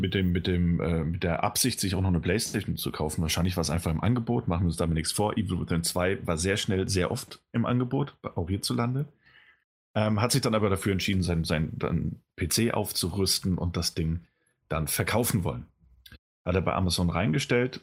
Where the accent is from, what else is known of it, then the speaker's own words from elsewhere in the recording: Germany; als Deutscher